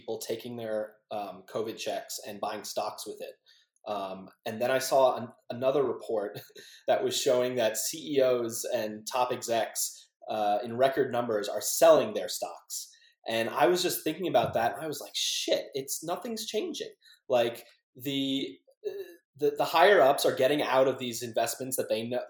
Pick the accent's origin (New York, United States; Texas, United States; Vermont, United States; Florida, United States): Florida, United States; moved away as an adult; now in Los Angeles, United States; I grew up in Florida.